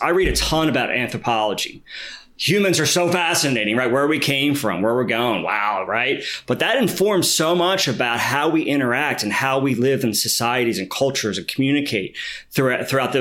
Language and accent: English; Philadelphia, Pennsylvania, United States; I grew up in Philly, and I went through sort of the city education system